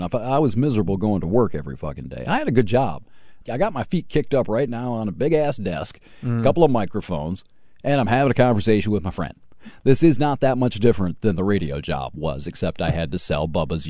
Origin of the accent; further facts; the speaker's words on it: Hillsdale, United States; You know, I was growing up in Hillsdale.